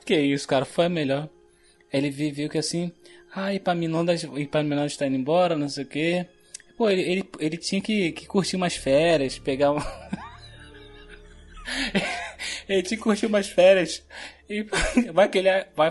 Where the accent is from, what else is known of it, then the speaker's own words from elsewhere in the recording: Rio de Janeiro, Brazil; Eu cresci aqui na, na Animadores, lá, aqui em Bangu mesmo